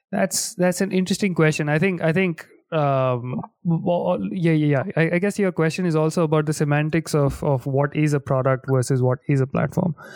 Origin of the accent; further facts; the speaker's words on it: India; now in London, United Kingdom; I am originally from India